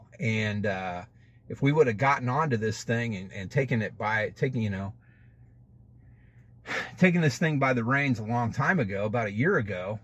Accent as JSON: {"language": "English", "country": "United States", "said": "I'm an American. I'm a United States citizen"}